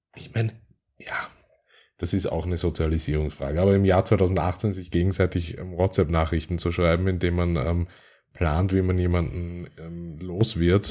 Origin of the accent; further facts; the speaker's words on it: Vienna, Austria; aus meiner Heimat, nämlich aus Österreich und im Speziellen aus Wien